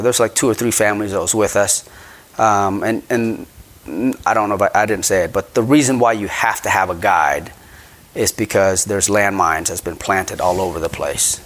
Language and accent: English; Battambang, Cambodia; now in United States; I was born in Cambodia, Battambang, Cambodia